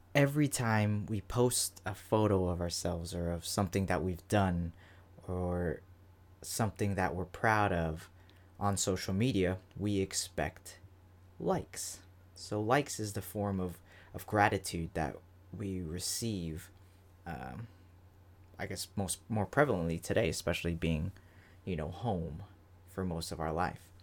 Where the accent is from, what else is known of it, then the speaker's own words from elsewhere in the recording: Florida, United States; I'm from Florida